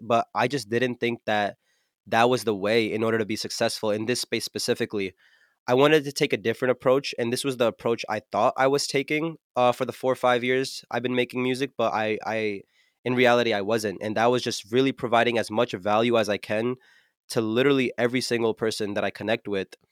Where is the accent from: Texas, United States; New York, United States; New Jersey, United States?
New Jersey, United States; I'm from New Jersey, uh, Central Jersey to be specific, and there's not really much of a music scene here